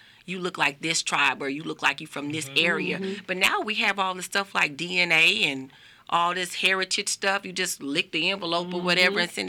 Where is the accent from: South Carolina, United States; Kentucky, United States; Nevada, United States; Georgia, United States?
Nevada, United States; Las Vegas; I'm born and raised right here, Las Vegas, Nevada